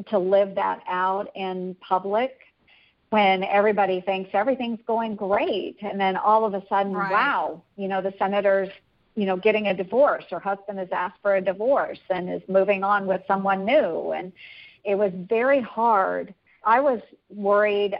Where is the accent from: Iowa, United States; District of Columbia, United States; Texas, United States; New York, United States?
Iowa, United States; my hometown as very similar to Mayberry, you know, where just people are always trying to do good and it's friendly, Iowa nice